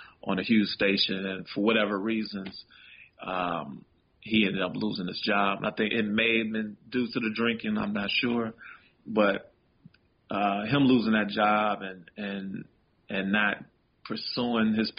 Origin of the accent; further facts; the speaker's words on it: Chicago, Illinois, United States; Chicago was everything. You know, it's definitely who I am. You know, the way I talk, walk. You know, my accent